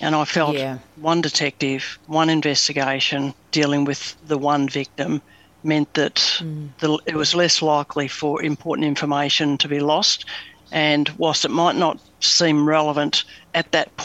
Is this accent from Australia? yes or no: yes; Melbourne, Victoria, Australia; I was born in East Bentley in Melbourne, and apart from a few address changes around the suburbs of Melbourne, lived most of my younger days in Macleod.